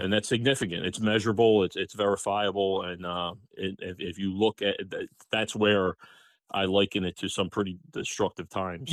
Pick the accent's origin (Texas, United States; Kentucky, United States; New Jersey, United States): New Jersey, United States; Pennsauken; I was, uh, born and raised in Pennsauken